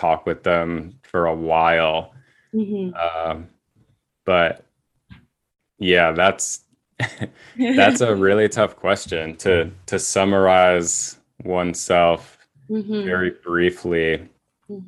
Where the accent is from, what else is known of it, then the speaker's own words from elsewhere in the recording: Massachusetts, United States; moved away as an adult; also born or lived in Seattle, Washington / New England; now in Portland, United States; I was born in Massachusetts and just kind of went to school and college mm-hmm. and grad school